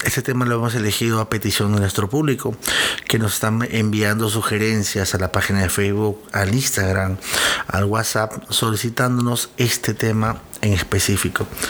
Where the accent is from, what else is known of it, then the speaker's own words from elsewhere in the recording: Peru; yo soy de Perú